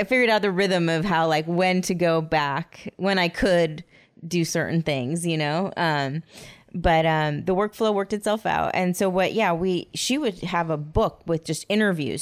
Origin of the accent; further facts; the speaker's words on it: Huntington Beach, California, United States; I grew up in Huntington Beach